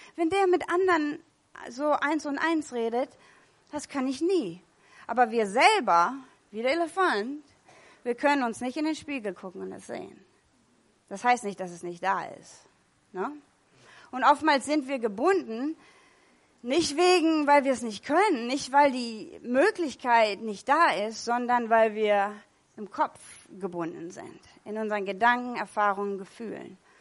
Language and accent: German; California, United States; moved away; Ich komme aus Kalifornien